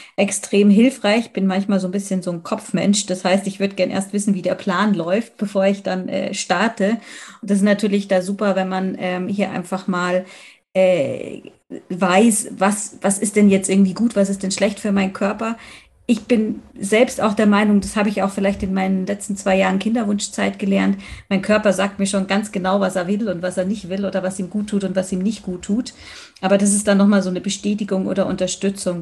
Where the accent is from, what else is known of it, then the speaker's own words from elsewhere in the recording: Munich, Bavaria, Germany; Ich komme aus München. Ich wohne auch hier im wunderschönen Schwabing.